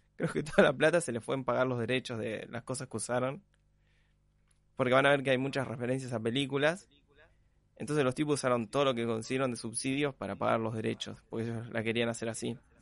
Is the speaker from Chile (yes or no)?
no; Argentina; nosotros como argentinos